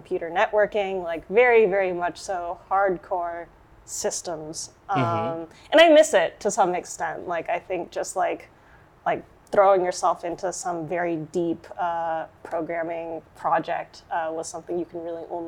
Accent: San Francisco Bay Area, California, United States; moved away as an adult; now in Cambridge, United States; I'm from the Bay. like, I grew up around Stanford.

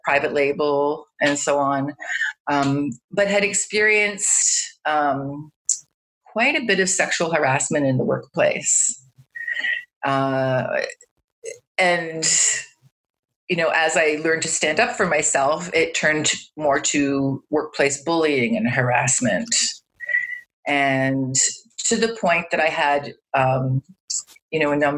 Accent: Toronto, Ontario, Canada; also born or lived in Montreal; I'm from Toronto in Canada

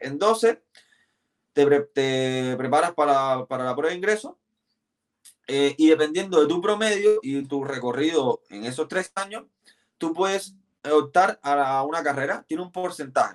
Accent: Havana, Cuba; moved away as an adult; now in Chile; Yo nací en La Habana, soy de un barrio llamado Guanabacoa, el barrio de la cascarilla, como, le dicen, porque se hacían muchas mucha santería. Eh, y ahí nací y criaba en Guanabacoa

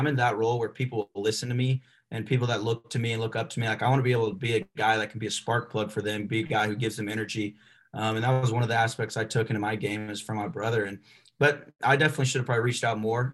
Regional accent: Arkansas, United States; I was raised there. I wasn't born there

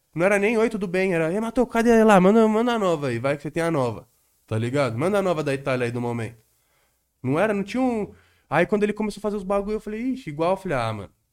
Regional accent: Guarulhos, São Paulo, Brazil; moved away as an adult; now in São Paulo, Brazil; eu cresci aqui praticamente, tá ligado? Exato. Desde os 10 anos de idade. Eu não nasci em Guarulhos

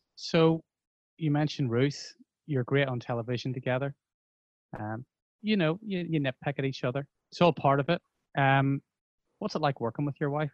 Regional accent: Bangor, Northern Ireland, United Kingdom; I grew up in Bangor. I, I went to school in Belfast

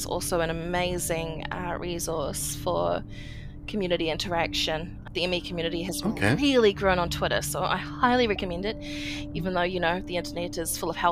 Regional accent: New Zealand; I'm 29 and from New Zealand

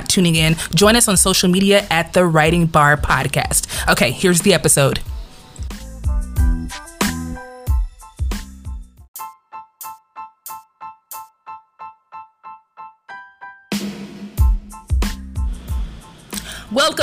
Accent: Compton, California, United States; moved away; I'm from Compton.

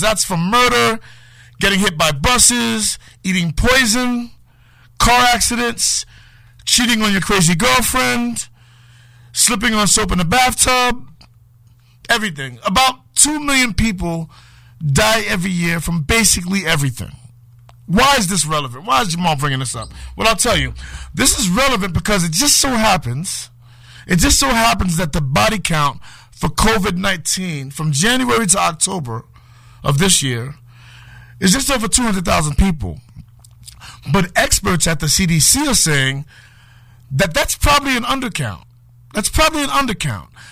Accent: New York City, New York, United States; moved away as an adult; now in Connecticut, United States; I was a kid growing up in Harlem

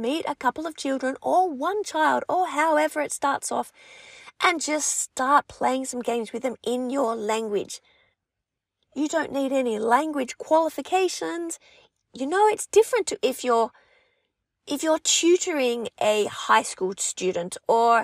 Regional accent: Australia; accent: Aussie; first language English; Being an English speaker, my French is spoken with an accent, a bit of an Aussie accent.

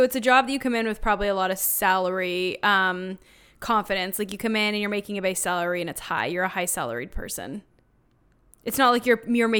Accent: Canada; we're Canadian

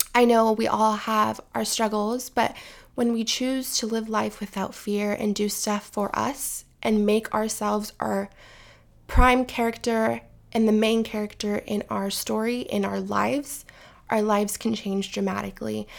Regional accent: California, United States; I am from California

